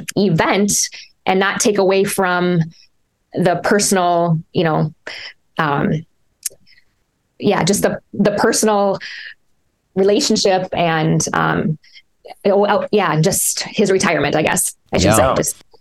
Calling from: Minnesota, United States; We're freezing here in Minnesota. We're ready for spring.

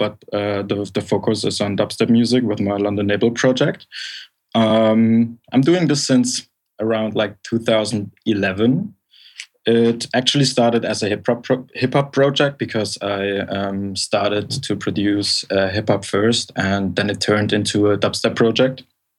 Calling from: Berlin, Germany; I'm calling from Berlin.

